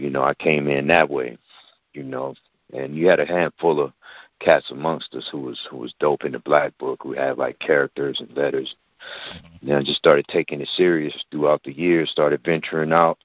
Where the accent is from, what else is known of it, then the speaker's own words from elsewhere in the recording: Los Angeles, California, United States; I grew up on a street called Vernon, out the avenues, 10th Avenue and Vernon, to be exact.